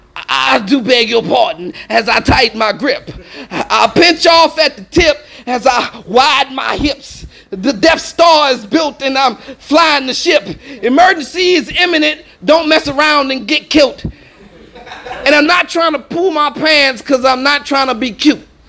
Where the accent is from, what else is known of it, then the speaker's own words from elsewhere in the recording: New Orleans, Louisiana, United States; also born or lived in Los Angeles; I'm not from LA. I'm from New Orleans, but I came from LA.